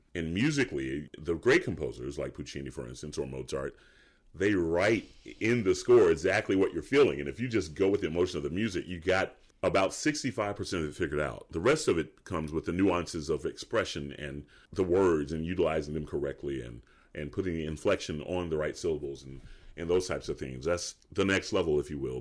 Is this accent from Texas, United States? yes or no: no; Atlanta, Georgia, United States; Atlanta, Georgia